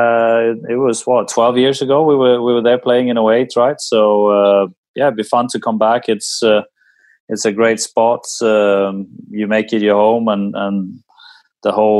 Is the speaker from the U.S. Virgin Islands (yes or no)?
no; Sweden; growing up in Sweden